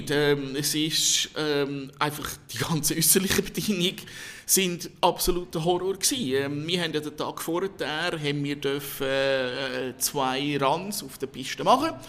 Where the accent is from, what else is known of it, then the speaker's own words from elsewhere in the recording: Switzerland; Und wir natürlich als Schweizer sagen, ja.